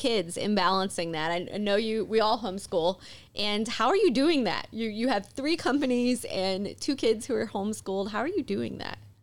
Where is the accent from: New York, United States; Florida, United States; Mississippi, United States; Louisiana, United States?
Mississippi, United States; when I was a kid growing up in Mississippi